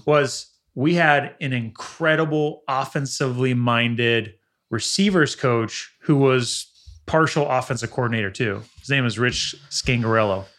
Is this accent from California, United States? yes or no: yes; the Valley, California, United States; growing up in the Valley